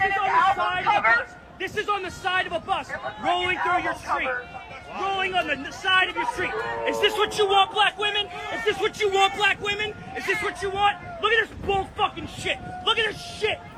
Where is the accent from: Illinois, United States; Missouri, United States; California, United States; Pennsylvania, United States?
Pennsylvania, United States; Philadelphia; I'm from Philly